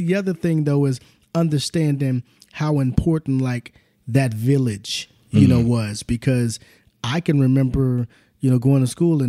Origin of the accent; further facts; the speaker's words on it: Southern California, United States; also born or lived in Oklahoma; child of the 70s and the 80s, you know, also, and growing up, born in Oklahoma, moved to Southern California when I was probably in the third or fourth grade, and would go back and forth to Oklahoma.